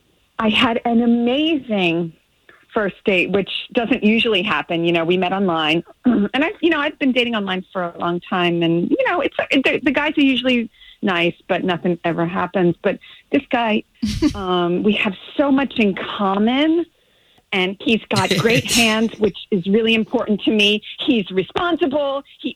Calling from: Ormond Beach, Florida, United States; Ormond Beach.

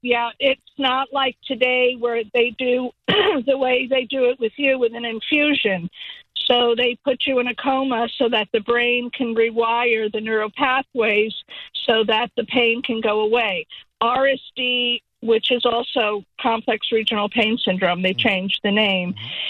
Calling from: Fort Myers, Florida, United States; also born or lived in San Diego, United States; I'm calling from Fort Myers.

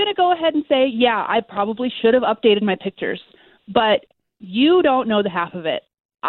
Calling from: Winter Park, Florida, United States; I'm calling from Winter Park.

